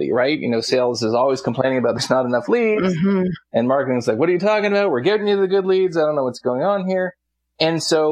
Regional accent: Canada; I'm Canadian

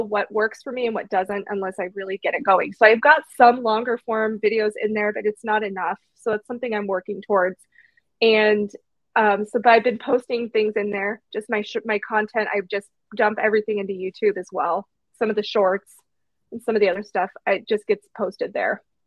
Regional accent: Canby, Oregon, United States; my hometown of Canby

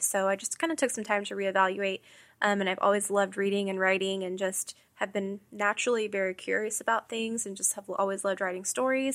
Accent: Houston, Texas, United States; moved away as an adult; now in Kansas City, United States; I am originally from Houston. I moved to Kansas City

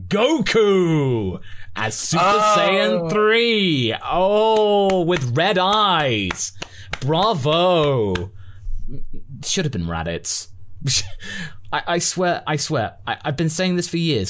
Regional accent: Geordie, North East England, United Kingdom; accent: Geordie; I do love my Geordie accent

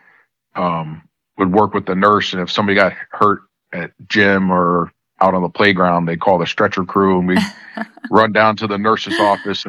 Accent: Newtown, Connecticut, United States; I grew up in a little town in Connecticut, Newtown, Connecticut.

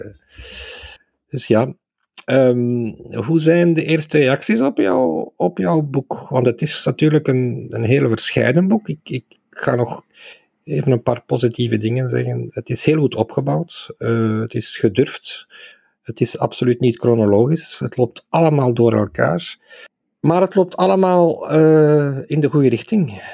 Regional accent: Aalst, Flanders, Belgium; mijn geboortestad Aalst, waar ik eh, als kind 50 jaar geleden

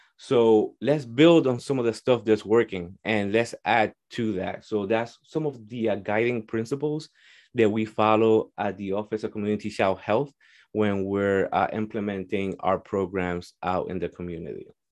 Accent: Hartford, Connecticut, United States; also born or lived in Puerto Rico; I grew up in Hartford.

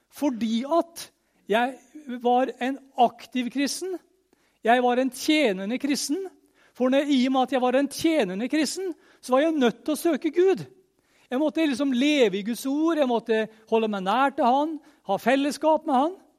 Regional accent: Møre og Romsdal, Norway; jeg er romsdaling

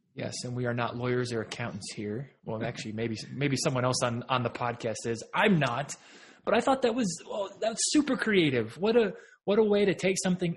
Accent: Texas, United States; I'm a Texan

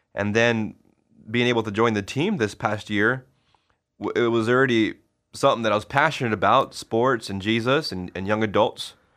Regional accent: Vale, Oregon, United States; also born or lived in Connecticut / Boise, Idaho; my home, my hometown, Vail High

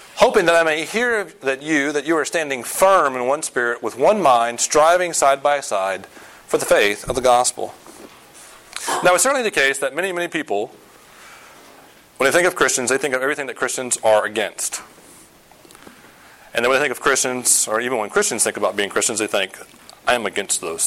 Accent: the South, United States; moved away; I grew up in the South

